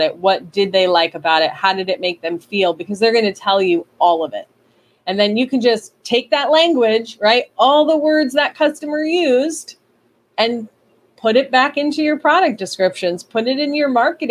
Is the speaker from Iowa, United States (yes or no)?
no; New York, United States; I'm from New York